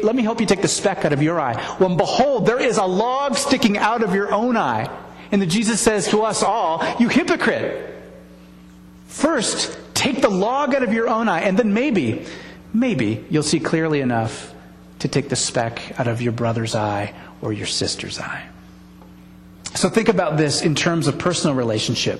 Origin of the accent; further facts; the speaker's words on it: United States; being born here